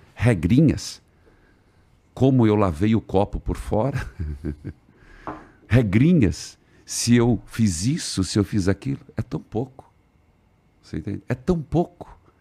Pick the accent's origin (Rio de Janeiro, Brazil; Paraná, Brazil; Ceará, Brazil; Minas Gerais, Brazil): Paraná, Brazil; interior of; Eu não sou de Curitiba, eu sou do interior sou chamado pé vermelho, uhum. que eu sou bicho do Paraná e do pé vermelho.